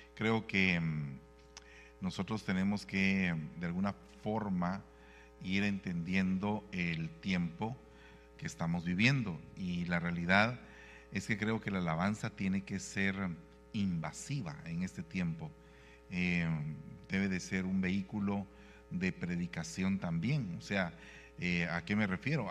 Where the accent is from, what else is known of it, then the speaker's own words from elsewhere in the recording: Guatemala; en mi país Guatemala hay una Biblia en quiché